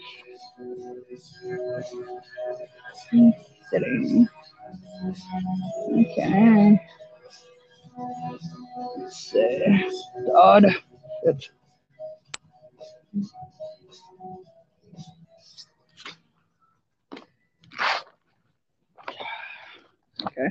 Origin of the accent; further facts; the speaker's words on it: United States; I'm from America